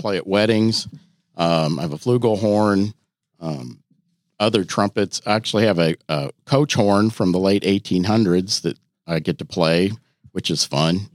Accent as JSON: {"language": "English", "region": "Iowa", "country": "United States", "moved": "as an adult", "lives_now": "Louisville, United States", "said": "I'm from Iowa originally"}